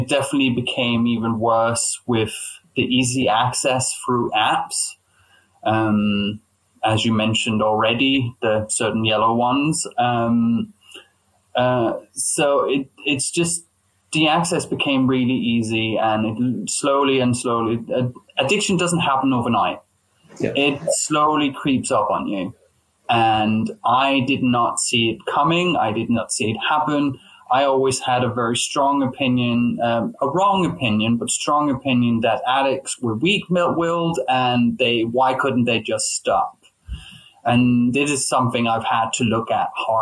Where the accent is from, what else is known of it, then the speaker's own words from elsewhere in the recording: Denmark; moved away as an adult; now in London, United Kingdom; I'm originally from Denmark, hence the name …